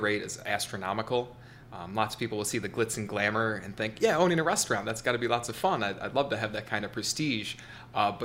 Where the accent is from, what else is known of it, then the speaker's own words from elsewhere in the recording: Lapeer, Michigan, United States; I wanted to return to my hometown. I grew up here, Lapeer, moved here when I was 11 years old